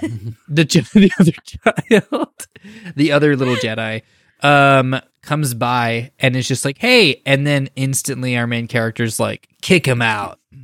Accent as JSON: {"language": "English", "area": "Bay Area", "region": "California", "country": "United States", "tie": "born or raised there", "said": "in my hometown, there's a spot where it's actually the first flight in the United States of America"}